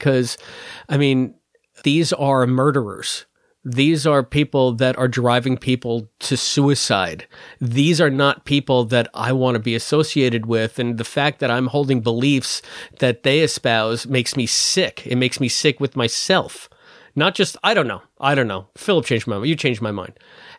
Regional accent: United States; the straight American male of the group?

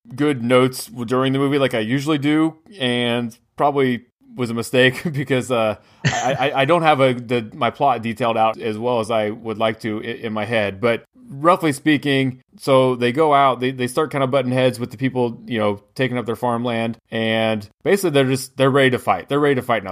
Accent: United States; as an American

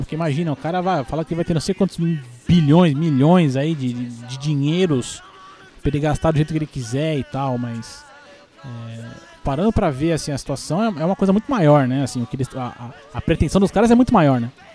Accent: Brazil; a gente, como é brasileiro e tudo

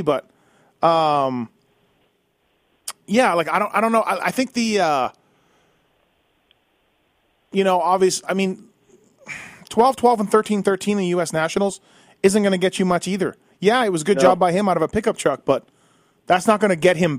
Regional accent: Canada; I'm Canadian. You guys know I love it up there.

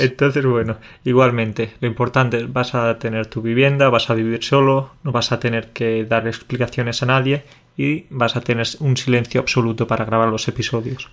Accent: Spain; un español habla inglés, lo cierto es que tenemos ese, ese acento así especial

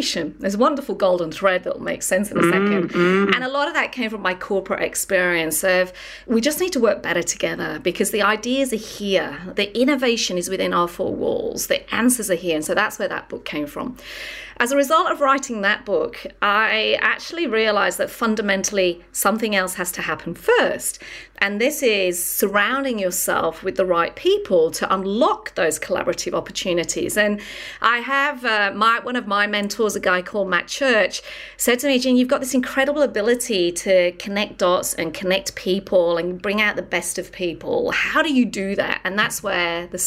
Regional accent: England, United Kingdom; from England

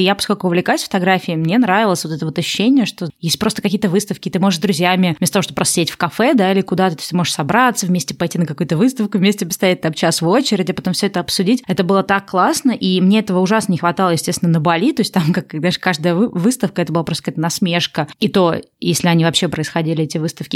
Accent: Russia; moved away; я родилась в России

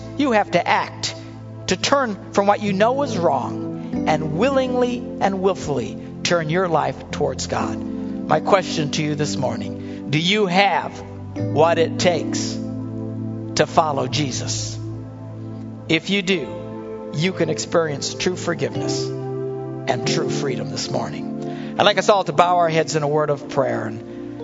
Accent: United States; the freedoms we enjoy as Americans

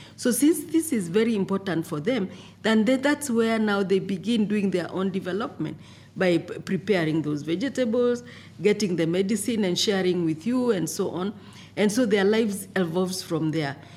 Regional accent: Kenya; I come from Kenya.

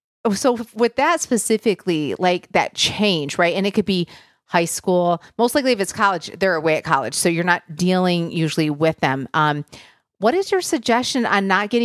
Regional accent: Michigan, United States; I grew up in Michigan

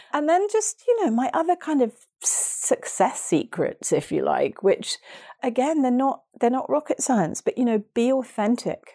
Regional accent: Hastings, South East England, United Kingdom; my hometown of Hastings

